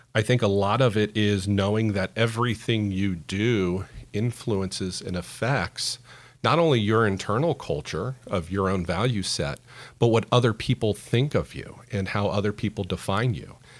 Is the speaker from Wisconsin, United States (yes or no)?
no; Central Florida, United States; also born or lived in South Carolina; I was born and raised in Central Florida